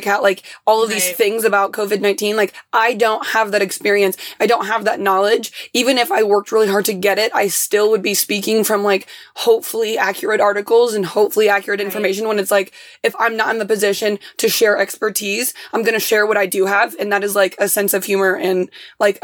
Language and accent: English; Indianapolis, Indiana, United States; moved away; I'm from Indianapolis